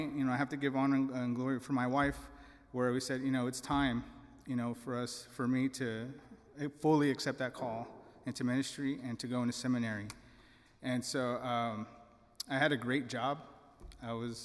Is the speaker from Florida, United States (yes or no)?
no; Deep South Texas, United States; I was born in Deep South Texas